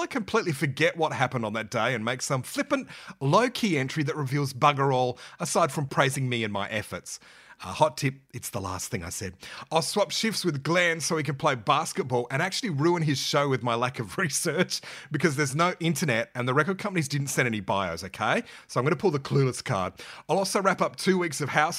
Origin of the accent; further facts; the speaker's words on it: Adelaide, South Australia, Australia; we're from Adelaide